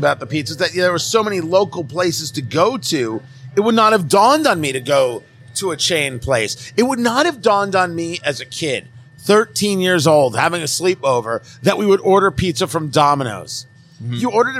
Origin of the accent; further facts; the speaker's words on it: Middletown, New Jersey, United States; growing up in Jersey, you knew how to get from one place to another based on where the diner was.